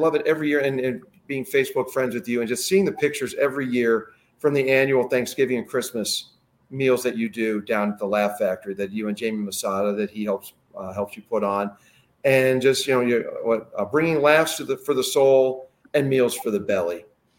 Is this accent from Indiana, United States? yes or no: no; Ohio, United States; also born or lived in Pennsylvania / Chicago; I mean, I'm a North Coast guy, Pennsylvania, growing up in Ohio and Chicago.